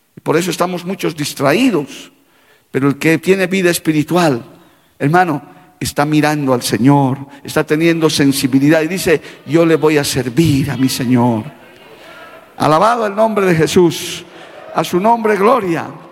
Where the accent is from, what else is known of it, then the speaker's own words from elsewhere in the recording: Bolivia; como boliviano de tierra adentro que soy